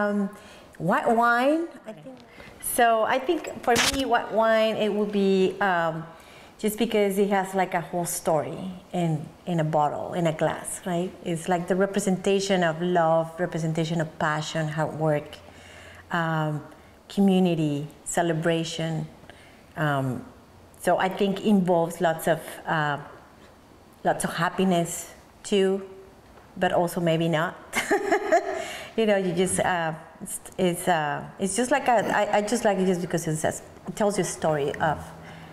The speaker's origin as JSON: {"language": "English", "region": "Mexico City", "country": "Mexico", "tie": "born or raised there", "moved": "as an adult", "lives_now": "Oregon, United States", "said": "I grew up in Mexico City. I was born there. I moved to the United States in 2002."}